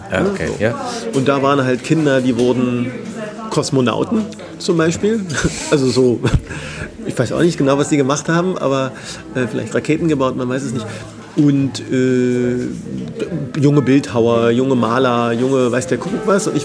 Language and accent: German; Berlin, Germany; Ich bin richtiger Berliner, ja.